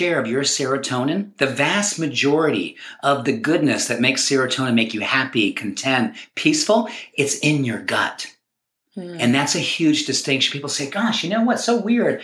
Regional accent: New England, United States; now in Colorado, United States; When I grew up back in New England, we had these things called lawns.

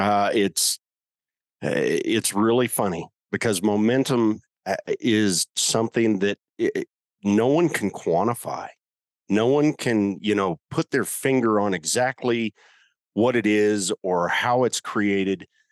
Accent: Colorado, United States; I'm from Colorado

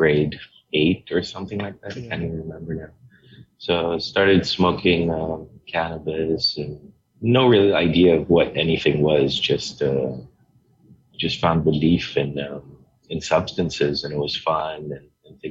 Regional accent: Hong Kong; moved away as an adult; also born or lived in Portugal / Los Angeles, United States / Singapore; they got married and I was born in Hong Kong. So, and then I lived there most of my childhood life

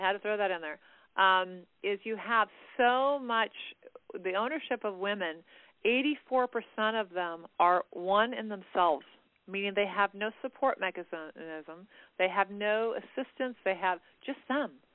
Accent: California, United States; I was born in California, so I'm a native Californian

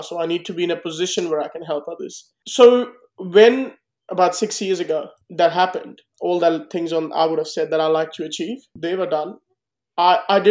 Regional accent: India; moved away as an adult; now in Australia; I'm an Indian guy who's chosen to be an Australian

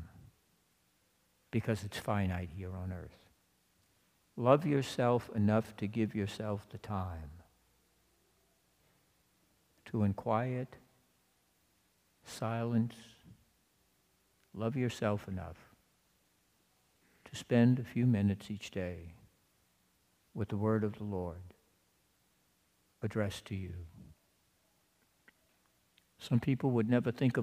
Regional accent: Louisiana, United States; I'm from Louisiana.

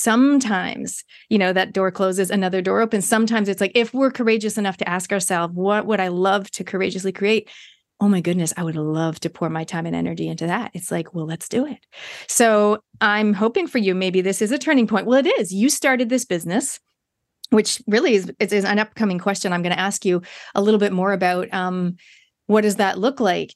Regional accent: Toronto, Ontario, Canada; now in New Zealand; I grew up in Canada

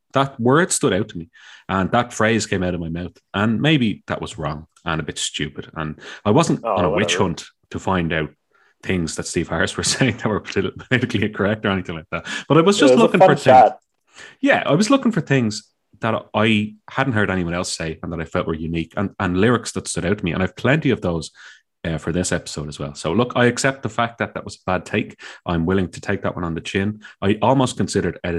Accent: Dublin, Leinster, Ireland; I'm from Dublin, and I've lived in Dublin my whole life

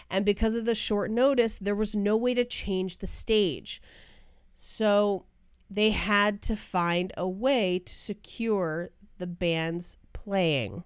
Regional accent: Bay Area, California, United States; moved away; I grew up in the Bay Area.

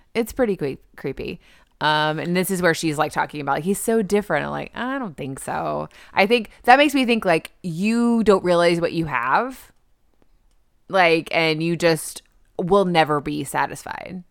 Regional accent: the South, United States; I'm from the South. We're in the South

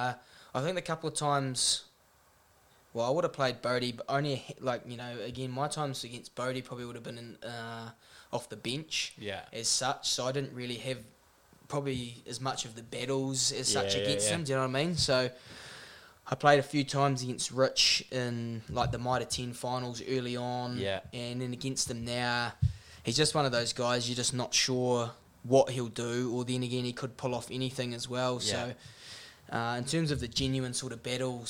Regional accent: Nelson, New Zealand; we always battled growing up in the Nelson Bays versus Marlborough stuff

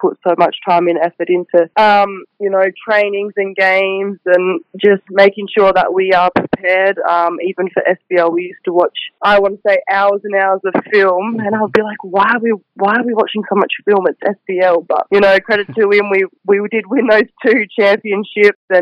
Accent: Kalgoorlie, Western Australia, Australia; also born or lived in Kambalda; Jeff had a massive influence on my basketball career growing up in Kalgoorlie

